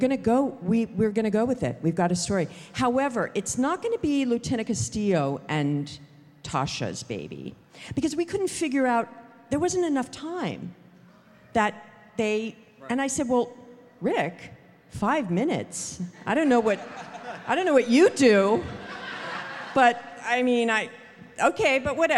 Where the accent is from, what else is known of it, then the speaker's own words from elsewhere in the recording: Los Angeles, California, United States; I grew up in Hollywood